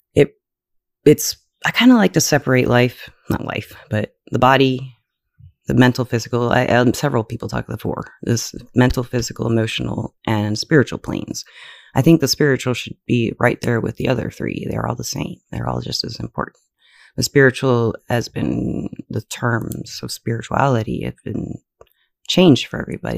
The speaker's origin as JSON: {"language": "English", "region": "Alabama", "country": "United States", "said": "I was from Alabama"}